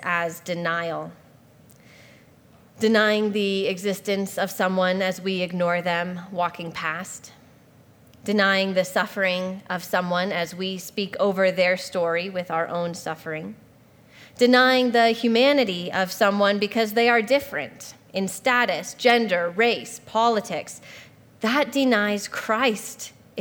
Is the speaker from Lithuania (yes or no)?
no; Spokane, Washington, United States; also born or lived in Hawaii; the school that's literally in my hometown where my dad teaches